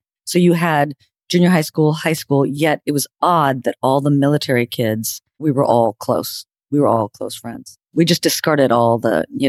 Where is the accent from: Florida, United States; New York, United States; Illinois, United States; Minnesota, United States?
Florida, United States; Panama City Beach; also born or lived in Madrid, Spain; I was born in Madrid, Spain. I'm a citizen of the world. And yet I was raised in Florida, Panama City Beach, the spring break capital of the world.